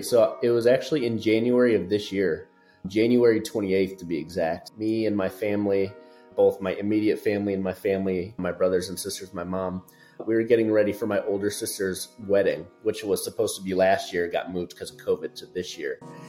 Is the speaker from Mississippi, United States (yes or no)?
no; Chicago, Illinois, United States; now in Houston, United States; So I'm originally from Chicago, but gone all over the place up until now here in Houston.